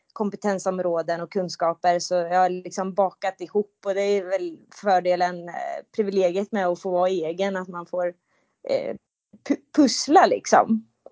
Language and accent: Swedish; countryside between Mjölby and Mantorp, Östergötland, Sweden; also born or lived in Motala; Jag är uppvuxen på landet mellan eh, Mjölby och Mantorp